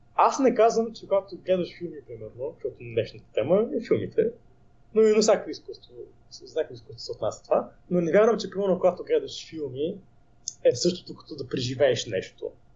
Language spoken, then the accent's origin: Bulgarian; Bulgaria; аз съм българин